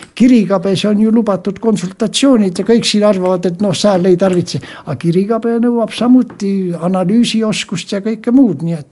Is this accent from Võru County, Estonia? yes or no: yes; Võru County, Estonia; moved away; also born or lived in Ida-Viru County / Pärnu; sündisin Võrumaal täitsa maal kohe